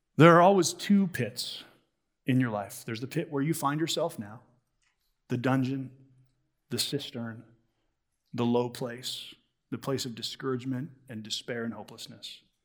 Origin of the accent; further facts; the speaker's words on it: United States; as American Christians